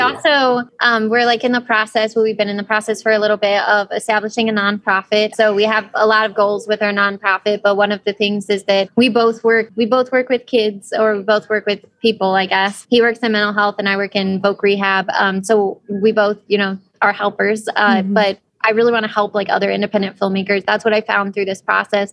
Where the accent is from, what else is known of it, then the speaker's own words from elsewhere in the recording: Ohio, United States; we decided to film it around my hometown. So, you know, I mean, it's really small towns in Ohio